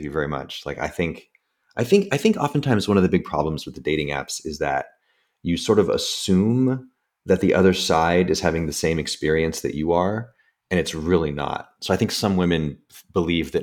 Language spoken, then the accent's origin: English; United States; also born or lived in San Francisco; being an American